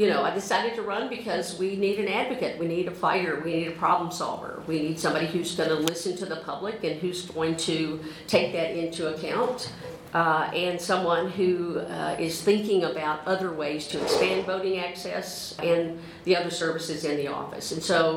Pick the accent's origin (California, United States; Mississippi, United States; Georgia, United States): Mississippi, United States; moved away as an adult; now in Louisville, United States; I'm from Mississippi. I moved here in 1987 to attend Southern Seminary